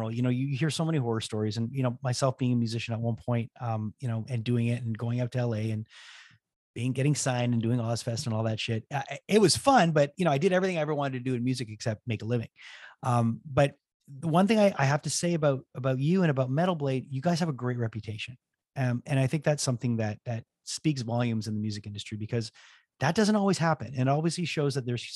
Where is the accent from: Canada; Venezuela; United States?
Canada; Montreal, Quebec; I am Canadian. I am from Montreal